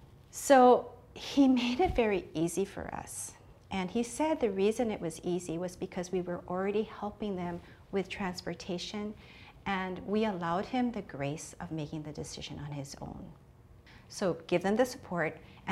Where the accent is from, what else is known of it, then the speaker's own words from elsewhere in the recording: Oahu, Hawaii, United States; I am from Oahu.